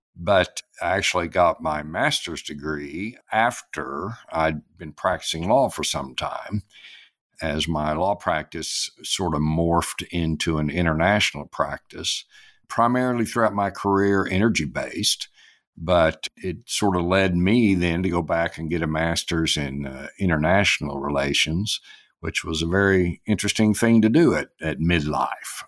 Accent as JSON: {"language": "English", "town": "Clinton", "region": "Oklahoma", "country": "United States", "tie": "born or raised there", "said": "named it after my hometown. It was Clinton Gas"}